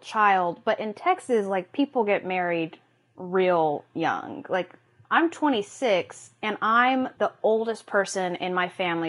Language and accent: English; Peru; now in New York, United States; And that's where I went to all of high school, and then I moved to New York a couple years ago.